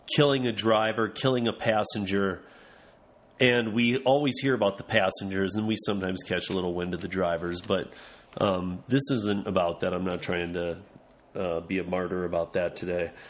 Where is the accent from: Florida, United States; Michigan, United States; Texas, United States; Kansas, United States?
Michigan, United States; Lansing; now in Denver, United States; my hometown in Lansing, Michigan